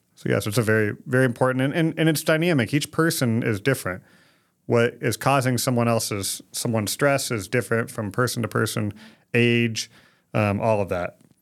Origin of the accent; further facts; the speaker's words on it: Phoenix, Arizona, United States; moved away as an adult; also born or lived in West Virginia; born and raised in Phoenix, Arizona